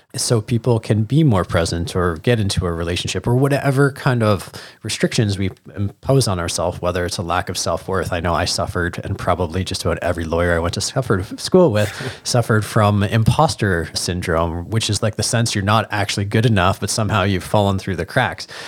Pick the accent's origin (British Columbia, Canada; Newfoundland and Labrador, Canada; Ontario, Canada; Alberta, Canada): Ontario, Canada; Hamilton; being a young Jewish boy growing up in Hamilton